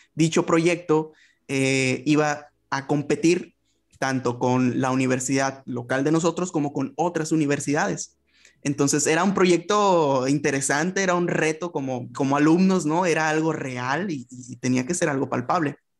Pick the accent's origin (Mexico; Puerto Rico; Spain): Mexico; Ensenada, Baja California; soy mexicano, eh, yo soy del norte del país, me encuentro en Baja California y en el municipio concretamente de Ensenada